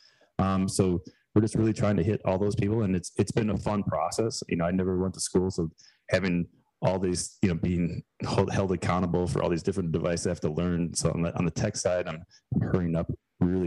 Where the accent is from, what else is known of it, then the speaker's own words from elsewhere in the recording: Chicago suburbs, Illinois, United States; also born or lived in Girona, Spain; now in Greenville, United States; we moved back to where my wife and I both grew up in the Chicago burbs.